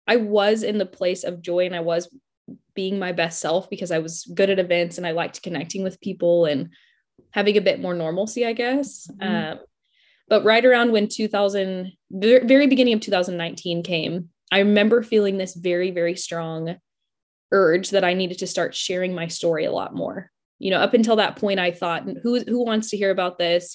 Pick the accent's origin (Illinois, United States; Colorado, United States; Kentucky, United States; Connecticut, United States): Colorado, United States; Denver; moved away as an adult; now in Oklahoma City, United States; So I'm originally from Denver, Colorado. I lived there pretty much my entire life until I decided to go to Oklahoma State